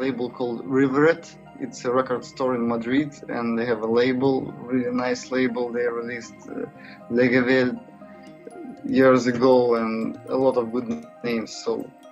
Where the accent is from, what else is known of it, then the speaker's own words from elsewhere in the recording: Saint Petersburg, Russia; moved away as an adult; now in Vilnius, Lithuania; Here in Vilnius, same as in my hometown, St. Petersburg